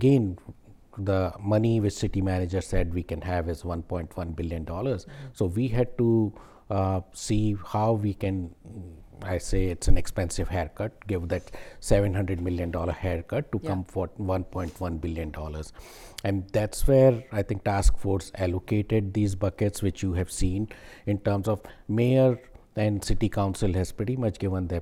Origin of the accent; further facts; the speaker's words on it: India; also born or lived in Texas; now in Dallas, United States; I was born in India, but I was made in Texas